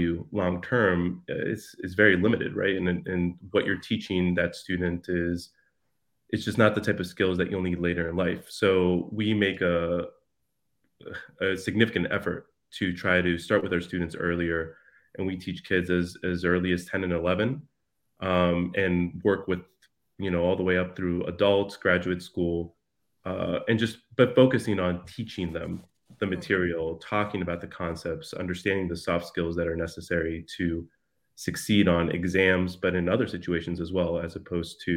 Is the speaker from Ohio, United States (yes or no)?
yes; Youngstown, Ohio, United States; also born or lived in Amarillo, Texas / Bogota, Colombia / Cartagena, Colombia; now in Chicago, United States; We made our way to Youngstown, Ohio, for my dad to teach for the Youngstown Penguins. And which is where my sister was born, and where, you know, most of our childhood